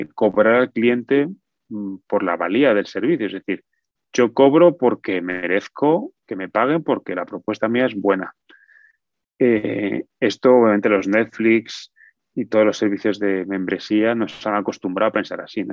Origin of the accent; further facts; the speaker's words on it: Spain; now in United States; Yo soy nacionalista español, o sea, tengo nacionalidad española